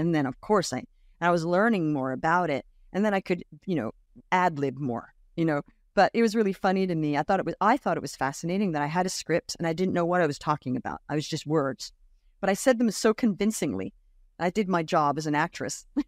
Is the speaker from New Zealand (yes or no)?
no; Australia; moved away as an adult; also born or lived in United States / Brooklyn, New York; I grew up in Australia